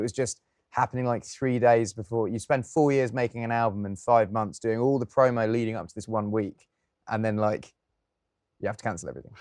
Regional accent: England, United Kingdom; as an Englishman

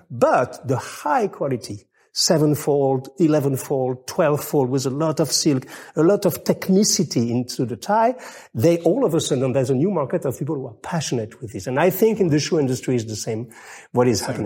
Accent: France; English is a second language; I'm French

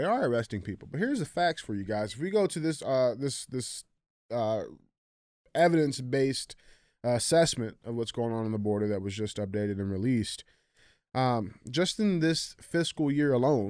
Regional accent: Wilmington, Delaware, United States; I'm from Wilmington, Delaware.

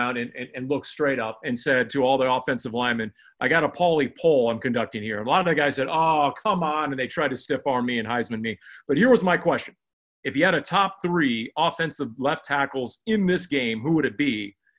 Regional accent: Silicon Valley, California, United States; moved away; I grew up in the Silicon Valley

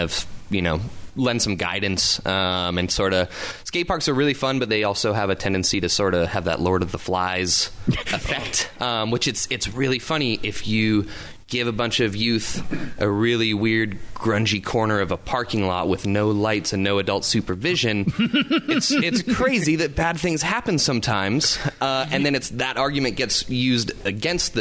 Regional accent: Southern California, United States; moved away as an adult; now in Tacoma, United States; I grew up in Southern California

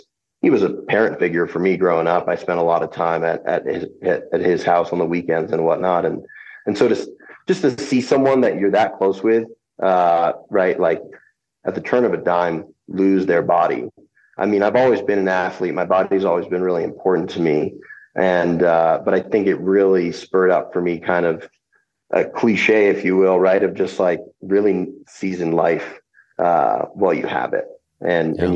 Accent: Vermont, United States; now in Anchorage, United States; I grew up in Vermont

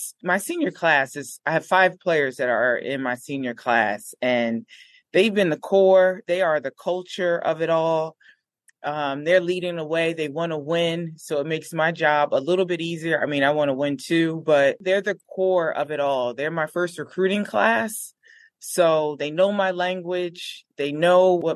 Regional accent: Newark, New Jersey, United States; we grew up in Newark, but just a different side

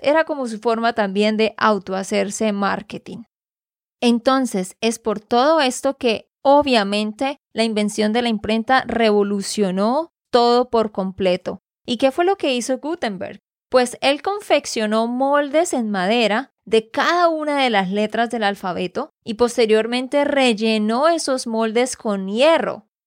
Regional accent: Santander, Colombia; de Santander, Colombia

